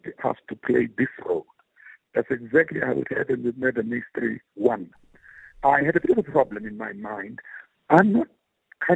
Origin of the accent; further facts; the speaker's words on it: Gqeberha, Eastern Cape, South Africa; I come from New Brighton